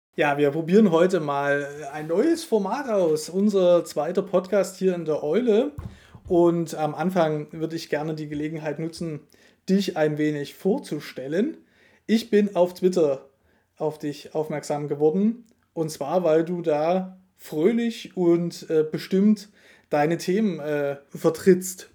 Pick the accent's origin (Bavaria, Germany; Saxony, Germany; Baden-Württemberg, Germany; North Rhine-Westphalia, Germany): Saxony, Germany; Dresden; now in Thuringia, Germany; ich komme ja ursprünglich aus, aus Dresden, was ja bekanntlich im Osten von Deutschland liegt